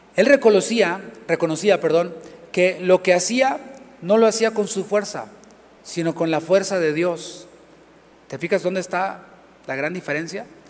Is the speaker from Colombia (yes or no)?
no; Mexico; now in Houston, United States; Del país de donde, de donde vengo, esto se acostumbra mucho tengo mucho que no vivo acá en, México